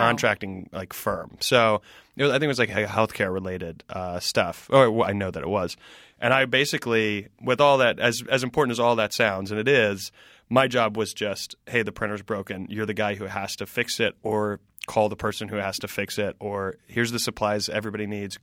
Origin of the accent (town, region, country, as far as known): Greenville, South Carolina, United States; born or raised there; moved away as an adult; also born or lived in Spartanburg, South Carolina / Washington, D.C. / New York City